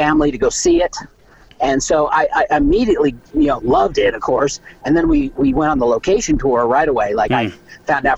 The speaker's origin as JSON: {"language": "English", "town": "Los Angeles", "region": "California", "country": "United States", "tie": "born or raised there", "said": "I grew up in Los Angeles."}